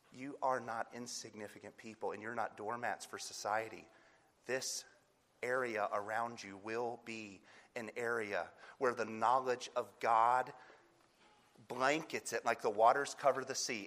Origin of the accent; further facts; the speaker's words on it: North Carolina, United States; I'm from North Carolina